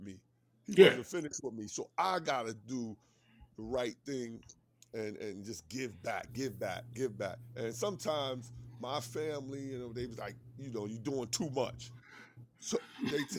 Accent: New York, United States; moved away as an adult; now in Atlanta, United States; I'm from New York, but I went to school in Atlanta and I stayed

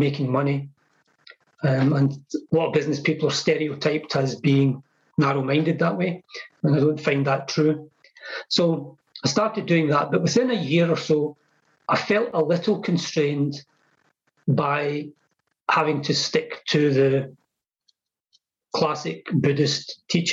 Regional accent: Scotland, United Kingdom; born or raised there

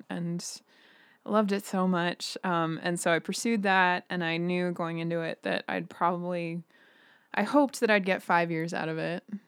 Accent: Billings, Montana, United States; also born or lived in Missoula / South Dakota; now in Billings, United States; I, I grew up in Billings, and I studied in Missoula in college.

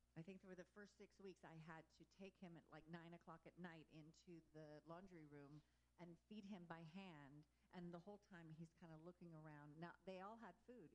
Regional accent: Texas, United States; also born or lived in Louisiana; I grew up in um, Texas, and I was born in Louisiana

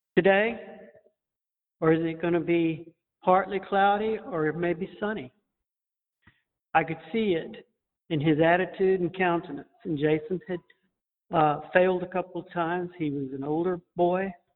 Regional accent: Montezuma, Georgia, United States; we come from Montezuma, Georgia

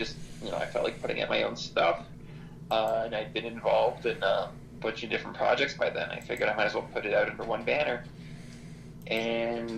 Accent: Toronto, Ontario, Canada; we're from Toronto

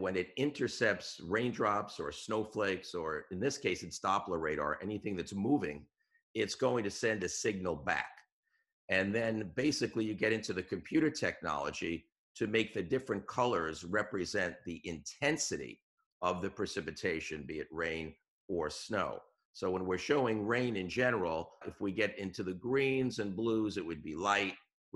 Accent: New York, United States; moved away as an adult; now in New England, United States; I'm from New York originally

